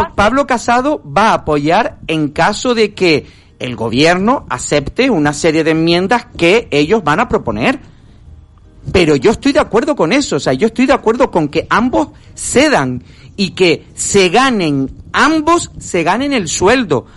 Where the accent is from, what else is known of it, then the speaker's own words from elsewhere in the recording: Spain; me diga a mí como español